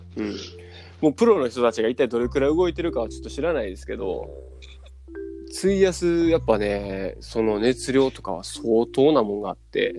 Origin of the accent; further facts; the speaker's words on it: Miyazaki, Japan; 僕、宮崎県なんですけど、